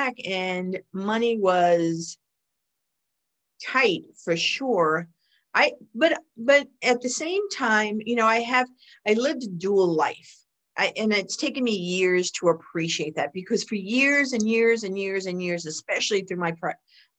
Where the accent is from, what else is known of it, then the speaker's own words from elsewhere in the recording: New York City, New York, United States; I grew up in the Bronx